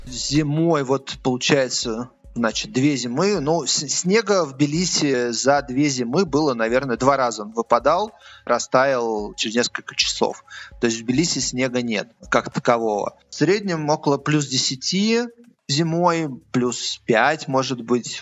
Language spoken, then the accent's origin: Russian; Moscow, Russia; moved away as an adult; now in Tbilisi, Georgia; Я родился в Москве и прожил там, получается, 40 лет